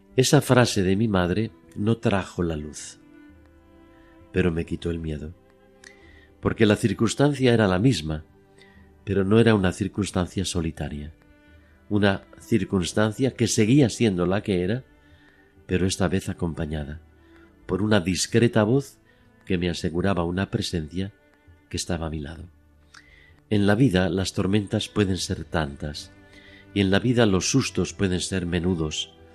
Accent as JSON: {"language": "Spanish", "town": "Madrid", "region": "Community of Madrid", "country": "Spain", "tie": "born or raised there"}